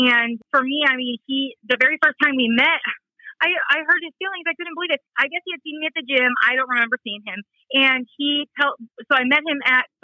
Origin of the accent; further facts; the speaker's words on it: Riverside, California, United States; I am from Riverside, California, and I was born and raised California girl